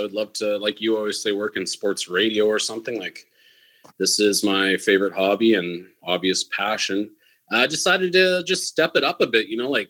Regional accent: Canada; But I would say we have way more options, it feels like, because it's basically legal here.

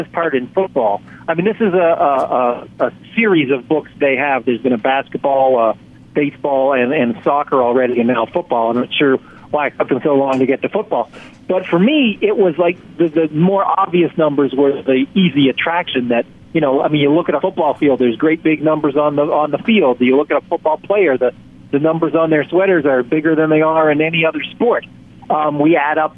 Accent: Canada; I'm from Canada

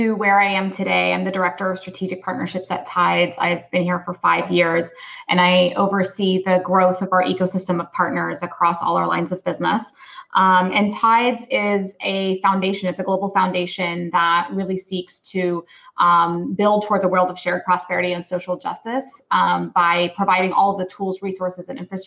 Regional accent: Los Angeles, California, United States; I'm Palestinian American. I'm born in Los Angeles, California.

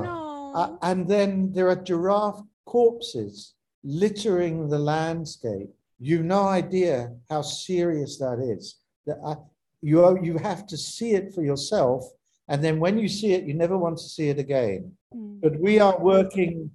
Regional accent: South Africa; I'm South African, I'm proudly South African

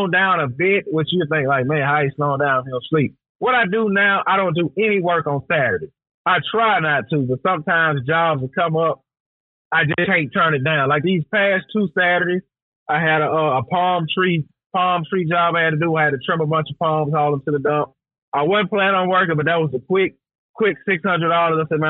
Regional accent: the South, United States; we grew up down here in the South together

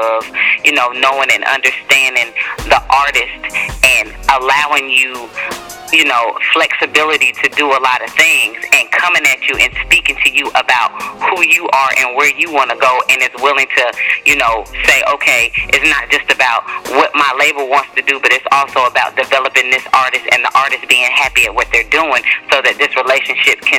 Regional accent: College Park, Georgia, United States; Southside College Park is where I grew up at and went to school

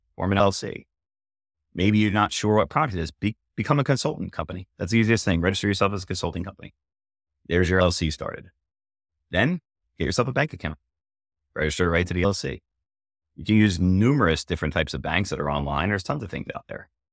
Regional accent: Philadelphia, Pennsylvania, United States; now in New Hampshire, United States; we're from Philly originally

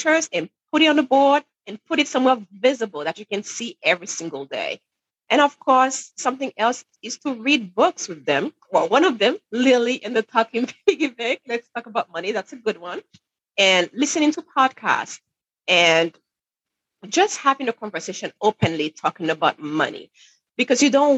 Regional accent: Haiti; now in New Hampshire, United States; I'm originally from Haiti, from the Caribbean, where it's way warmer, by the way, than New Hampshire. But anyway, so growing up in Haiti

